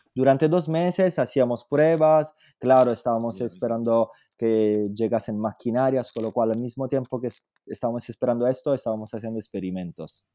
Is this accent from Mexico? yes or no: no; Southern Italy, Italy; Spanish is a second language; also born or lived in Paris / London; now in Spain; yo soy italiano, lógicamente soy del sur de Italia y como los italianos del sur tenemos una pasión por la cocina increíble